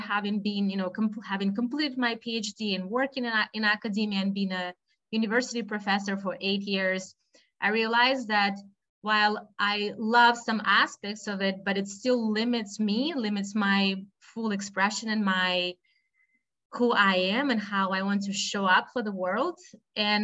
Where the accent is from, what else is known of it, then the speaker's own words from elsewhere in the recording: Russia; moved away as an adult; also born or lived in United States; now in Boston, United States; I was born and raised in Russia